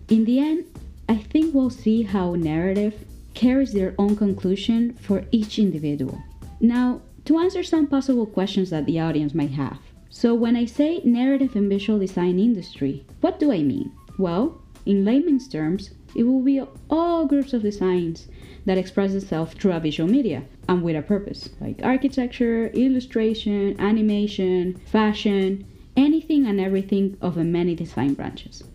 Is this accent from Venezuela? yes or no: yes; Caracas, Capital District, Venezuela; I come from Caracas, Venezuela.